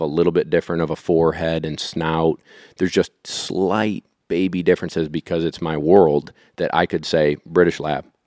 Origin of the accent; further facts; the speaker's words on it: Syracuse, New York, United States; I grew up in the suburbs of Syracuse